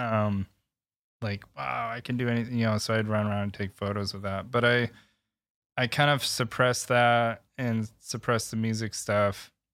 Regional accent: Michigan, United States; born and raised in Michigan

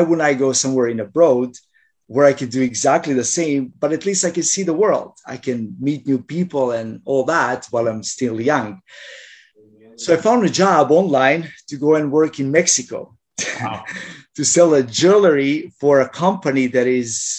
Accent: Croatia; moved away as an adult; now in Canada; when I was still in Croatia

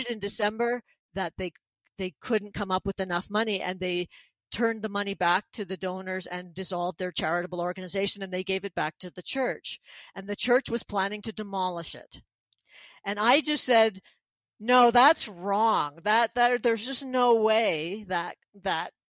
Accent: Quebec, Canada; moved away as an adult; also born or lived in Montreal / Nova Scotia; now in Pincher Creek, Canada; I'm from Quebec as well. I speak French

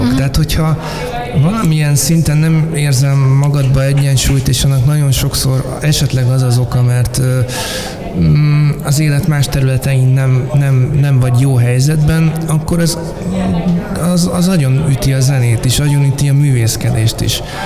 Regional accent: Budapest, Hungary; Most budapestiként

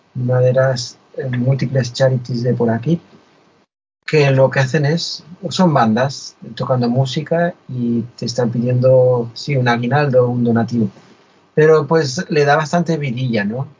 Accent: Spain; moved away; yo soy español, vivo fuera de España

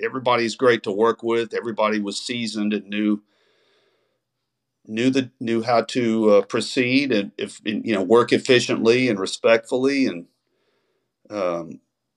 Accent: Texas, United States; grew up on here in Texas

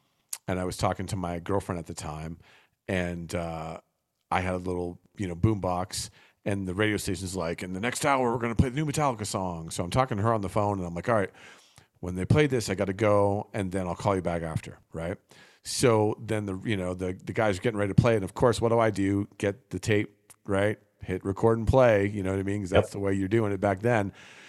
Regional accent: New Jersey, United States; I grew up in New Jersey, where there was probably four or five record stores within 10 minutes of each other where I lived.

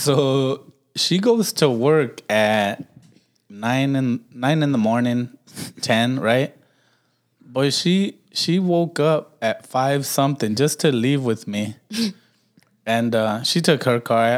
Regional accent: Milwaukee, Wisconsin, United States; growing up in Milwaukee

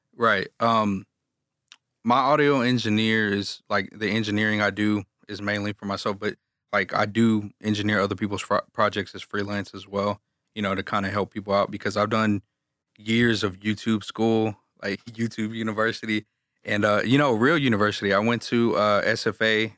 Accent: Galveston, Texas, United States; I'm from Galveston, Texas

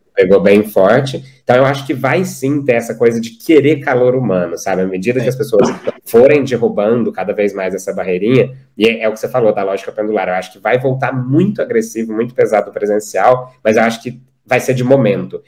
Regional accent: Uberlândia, Minas Gerais, Brazil; eu sou de Uberlândia, Minas Gerais, então sertaneja é parte de mim.

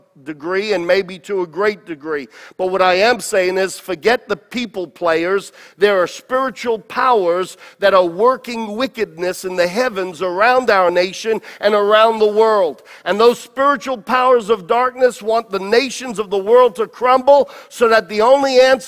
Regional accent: United States; I'm an American and I love this country

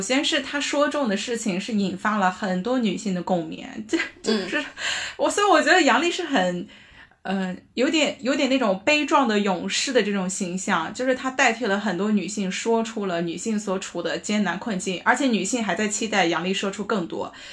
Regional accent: Anhui, China; 大家千万不要以为我们安徽人是这个样子的，嗯。我们还是有好的一面的

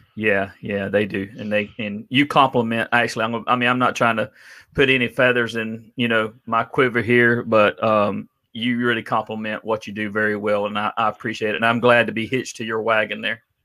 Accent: Adel, Georgia, United States; I grew up in Adel, Georgia

